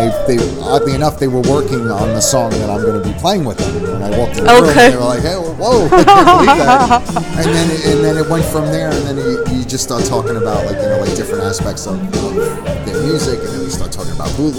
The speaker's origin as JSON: {"language": "English", "town": "New York City", "region": "New York", "country": "United States", "moved": "yes", "lives_now": "New Jersey, United States", "said": "I'm from Brooklyn, New York. I live in New Jersey now"}